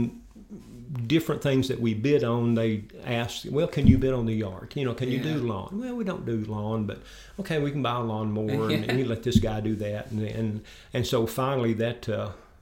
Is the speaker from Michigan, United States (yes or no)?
no; Pickwick, Tennessee, United States; moved away as an adult; also born or lived in Martin, Tennessee; now in Jackson, United States; I grew up in Pickwick, Tennessee, so I'm affectionately referred to sometimes as a river rat